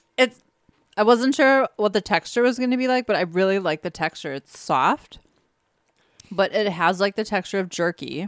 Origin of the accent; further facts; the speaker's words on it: Wisconsin, United States; We're from Wisconsin